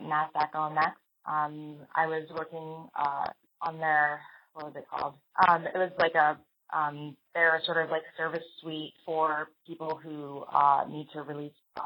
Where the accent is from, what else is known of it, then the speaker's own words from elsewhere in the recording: New York City, New York, United States; I was born in the Bronx, New York